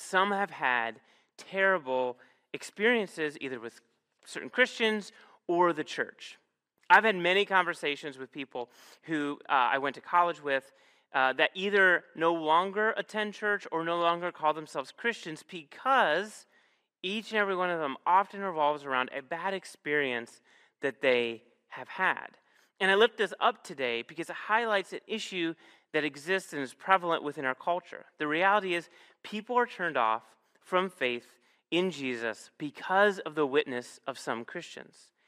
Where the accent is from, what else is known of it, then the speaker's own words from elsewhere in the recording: Northeast Ohio, United States; moved away; I'm from Northeast Ohio